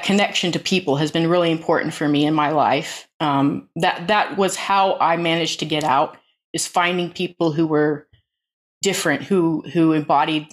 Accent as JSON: {"language": "English", "region": "Alaska", "country": "United States", "tie": "born or raised there", "moved": "yes", "lives_now": "England, United Kingdom", "said": "I was born into a kind of agrarian cult in Alaska"}